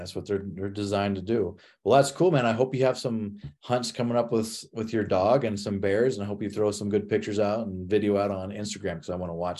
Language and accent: English; Midwest, United States; I grew up in the Midwest hunting whitetail